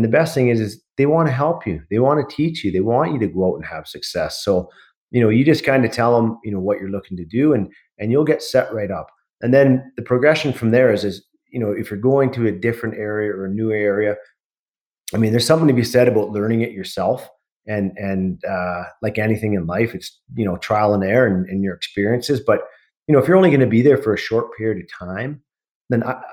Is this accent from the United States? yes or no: no; Pitt Meadows, British Columbia, Canada; I grew up in Pitt Meadows in the Lower Mainland